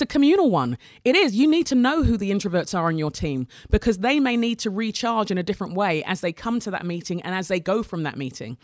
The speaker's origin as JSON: {"language": "English", "region": "England", "country": "United Kingdom", "tie": "born or raised there", "said": "We're an immigrant family growing up in England, Nigerian family growing up in England in the eighties"}